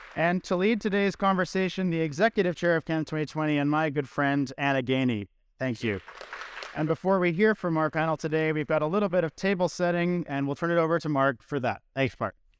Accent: Vancouver, British Columbia, Canada; moved away; back again in my hometown of Vancouver

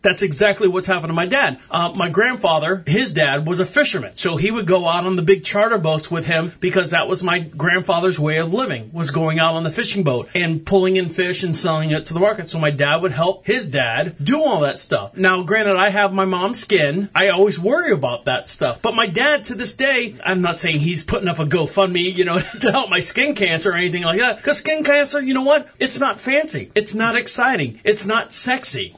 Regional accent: Orlando, Florida, United States; now in Marshville, United States; I was born and raised in Orlando. We moved up here to Charlotte, North Carolina

